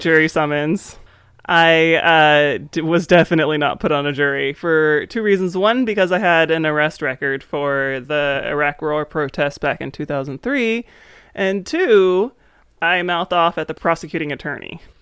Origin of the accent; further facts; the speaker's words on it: East Coast, United States; moved away; I grew up on the East Coast